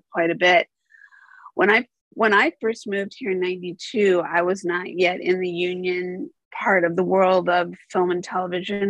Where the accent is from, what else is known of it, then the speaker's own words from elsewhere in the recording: United States; also born or lived in Chicago / Los Angeles; as an American